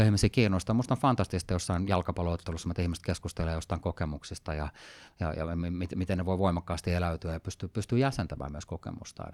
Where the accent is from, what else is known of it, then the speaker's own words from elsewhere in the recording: Sweden; moved away; mä oon tämmöinen osittain ruotsakana, mä oon kasvanut Ruotsissa, suomalaisesta taustaa